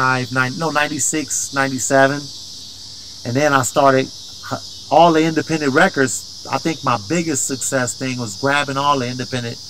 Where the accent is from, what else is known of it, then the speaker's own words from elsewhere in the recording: Oakland, California, United States; I came home. In Oakland